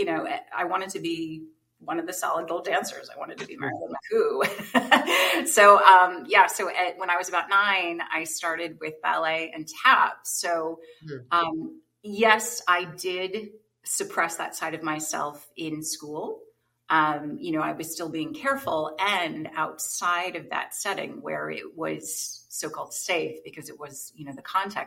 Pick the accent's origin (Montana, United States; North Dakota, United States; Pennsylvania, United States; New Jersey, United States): New Jersey, United States; I grew up in New Jersey.